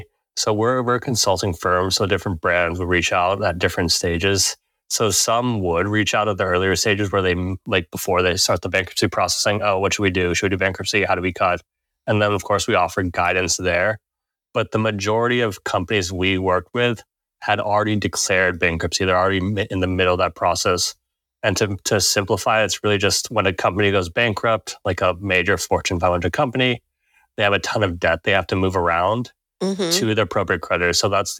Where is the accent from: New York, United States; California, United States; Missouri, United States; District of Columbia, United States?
California, United States; Redondo Beach; Yeah, born and raised in Redondo Beach, California.